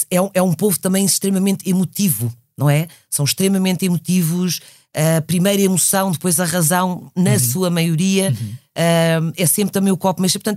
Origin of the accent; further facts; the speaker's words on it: Belém, Pará, Brazil; born there; E eu nasci na Amazónia, nasci em Belém do Pará.